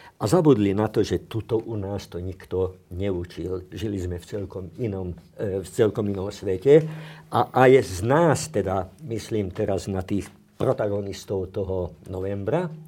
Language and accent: Slovak; Slovakia; u nás na východe sme mysleli, že to je Kreml, prípadne Praha